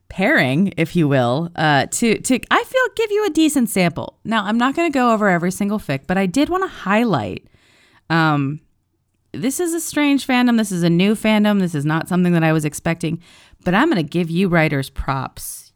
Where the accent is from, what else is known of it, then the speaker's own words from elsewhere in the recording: East Coast, United States; I'm from the East Coast